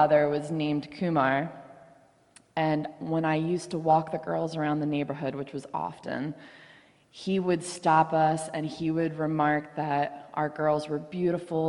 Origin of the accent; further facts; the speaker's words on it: Baltimore, Maryland, United States; moved away as an adult; also born or lived in Reisterstown, Maryland; now in Garrett County, United States; I'm from Baltimore. I grew up in a predominantly white area